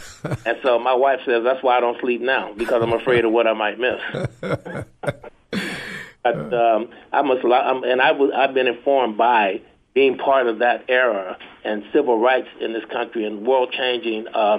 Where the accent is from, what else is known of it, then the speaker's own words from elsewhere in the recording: San Francisco, California, United States; moved away as an adult; now in San Jose, United States; As a teenager, I grew up in Haight-Ashbury in San Francisco during the Summer of Love.